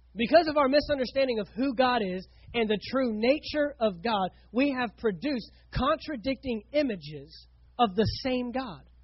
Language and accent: English; Fort Worth, Texas, United States; moved away as an adult; now in St. Augustine, United States; I grew up in Fort Worth, Texas, with 5 million people